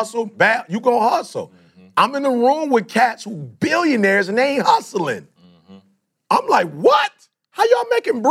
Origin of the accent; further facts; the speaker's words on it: Detroit, Michigan, United States; also born or lived in Chicago; I grew up in Detroit, bruh. I'm from Chicago originally, but most of my life, I grew up in Detroit